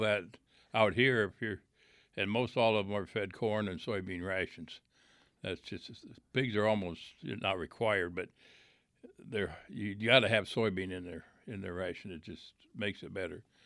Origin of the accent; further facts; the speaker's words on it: Iowa, United States; I grew up in Iowa